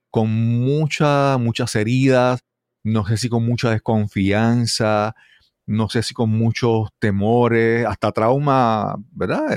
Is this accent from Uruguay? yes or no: no; Puerto Rico; soy puertorriqueño nacido en Puerto Rico